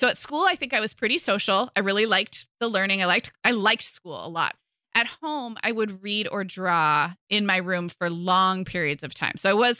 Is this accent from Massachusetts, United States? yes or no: no; California, United States; but growing up in California, would get plenty blonde, especially in the summer, a little bit freckly.